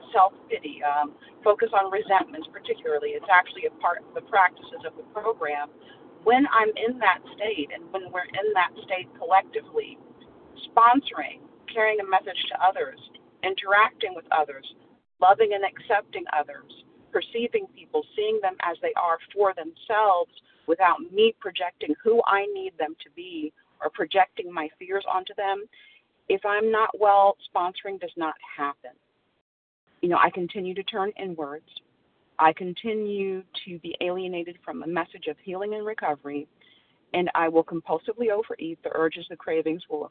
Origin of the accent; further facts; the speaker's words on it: Central Florida, United States; I'm from Central Florida